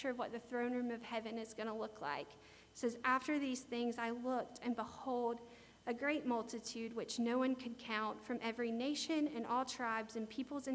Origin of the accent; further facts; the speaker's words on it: United States; I'm an American